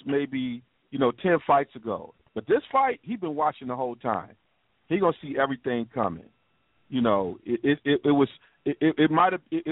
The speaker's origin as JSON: {"language": "English", "region": "Michigan", "country": "United States", "said": "I'm from Michigan"}